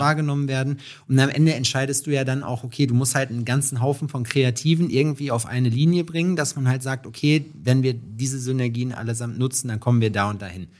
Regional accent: Schalksmühle, North Rhine-Westphalia, Germany; ich komme aus Schalksmühle

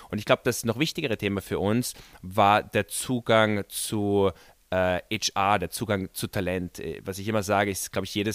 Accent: Vienna, Austria; wir sind beide Wiener und wir haben 2013 Unterne unser Unternehmen auch in Wien gegründet.

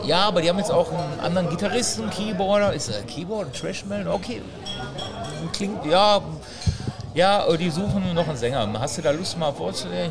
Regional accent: Essen, North Rhine-Westphalia, Germany; ich komme ja ursprünglich aus Essen, ich wohne auch noch in Essen

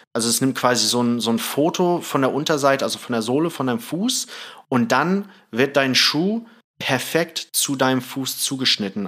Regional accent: Thailand; moved away; ich bin in Thailand aufgewachsen

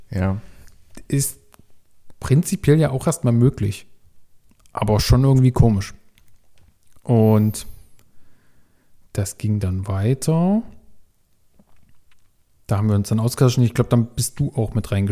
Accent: Leipzig, Saxony, Germany; nee, nee, ich bin aus Leipzig, komm's abholen.

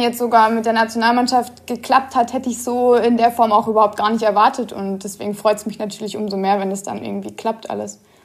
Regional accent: Karlsruhe, Baden-Württemberg, Germany; also born or lived in Giessen; ich bin in Gießen geboren, allerdings in Karlsruhe aufgewachsen

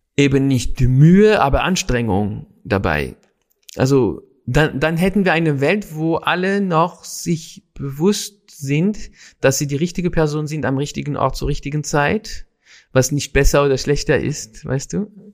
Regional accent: Paris, Île-de-France, France; in Paris auf jeden Fall in der Stadt, wo ich groß geworden bin

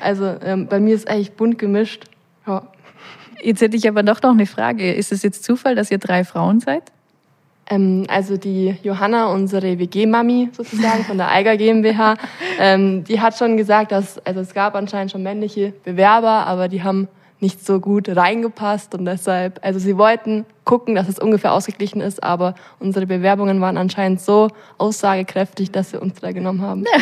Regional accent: Allgäu, Bavaria, Germany; als gebürtige Allgäuerin

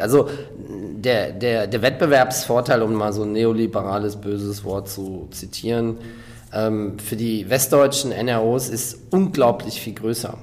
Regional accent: Rhineland, Germany; moved away; also born or lived in South Africa / West Berlin; ich selber bin Rheinländer

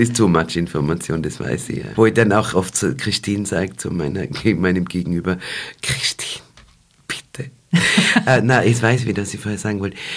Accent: Waldviertel, Lower Austria, Austria; bei uns im Waldviertel

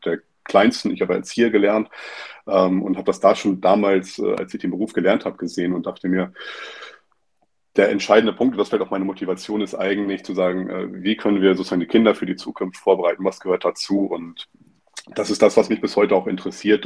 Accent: Stralsund, Mecklenburg-Vorpommern, Germany; moved away; ich bin in Stralsund aufgewachsen

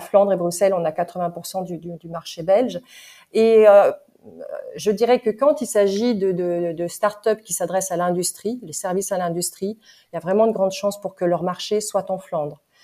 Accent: France; en tant que française

